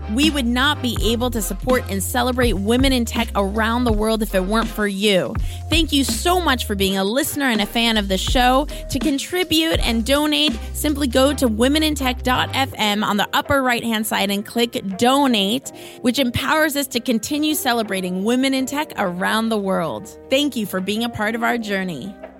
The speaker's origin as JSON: {"language": "English", "town": "Los Angeles", "region": "California", "country": "United States", "tie": "born or raised there", "said": "my hometown"}